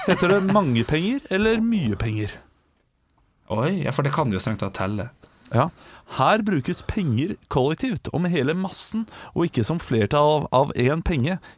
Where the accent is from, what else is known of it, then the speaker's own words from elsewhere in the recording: Asker, Akershus, Norway; som kommer fra Asker.